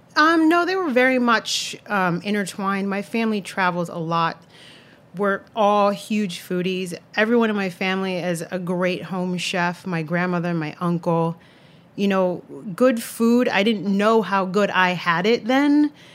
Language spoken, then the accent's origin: English; Santa Cruz, California, United States; now in New York City, United States; I grew up in Santa Cruz, California, little beach town in Northern California in the Monterey Bay.